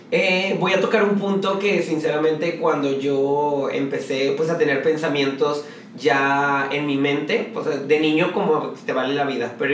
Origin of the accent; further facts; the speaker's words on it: Guadalupe, Nuevo León, Mexico; born there; Tengo 31 años y nací el 27 de octubre de 1989, orgullosamente guadalupeque, porque nací en la Clínica 4 de Guadalupe, Nuevo León.